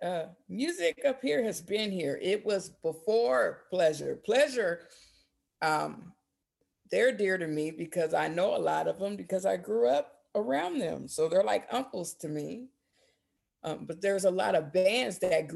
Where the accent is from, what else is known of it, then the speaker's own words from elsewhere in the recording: Portland, Oregon, United States; also born or lived in Berkeley, California; I was born in Berkeley, but my mom migrated up here when I was 2 in '79. So, this is what I know. So Portland is my home